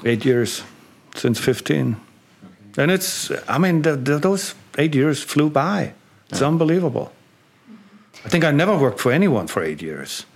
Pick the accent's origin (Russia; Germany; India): Germany; East Germany; moved away as an adult; growing up in East Germany